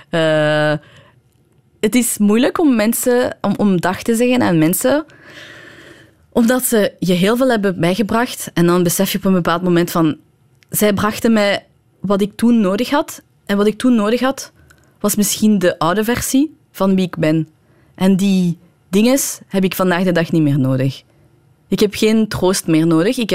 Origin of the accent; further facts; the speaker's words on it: Iran; Dutch is a second language; Bijvoorbeeld als Iraanse vrouw mocht je niet...